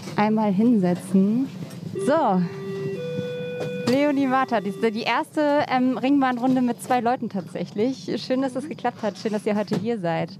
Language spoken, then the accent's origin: German; Berlin, Germany; ich bin in Mitte aufgewachsen